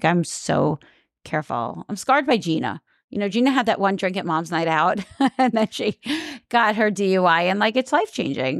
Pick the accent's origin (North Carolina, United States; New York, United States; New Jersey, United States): New York, United States; Staten Island; I am from Staten Island.